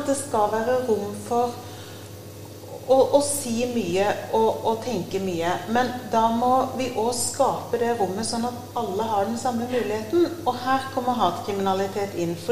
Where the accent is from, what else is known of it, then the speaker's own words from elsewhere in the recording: Agder, Norway; Men da må de òg tåle at jeg er kristen fra Sørlandet.